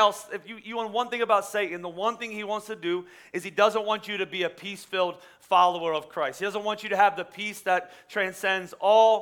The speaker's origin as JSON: {"language": "English", "region": "Pennsylvania", "country": "United States", "said": "I'm from Pennsylvania"}